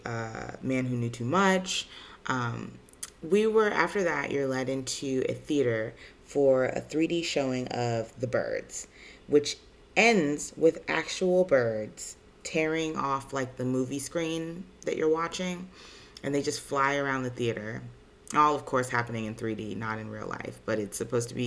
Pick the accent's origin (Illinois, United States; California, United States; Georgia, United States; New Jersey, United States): Illinois, United States; Chicago; as a kid growing up in Chicago